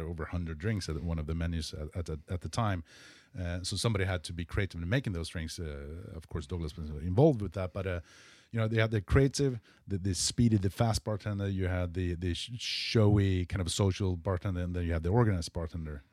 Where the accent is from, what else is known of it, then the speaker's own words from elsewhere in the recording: Sweden; I'm from Sweden